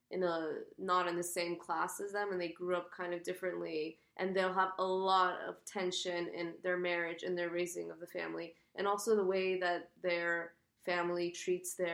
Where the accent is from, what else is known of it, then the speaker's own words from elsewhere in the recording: United States; though I'm American, I very much feel. Um, I feel kind of Esfahani